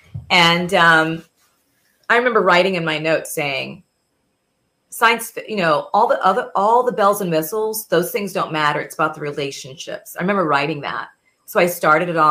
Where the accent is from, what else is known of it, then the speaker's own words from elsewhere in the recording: Miami, Florida, United States; also born or lived in Georgia; now in Washington, United States; my experience growing up in South Florida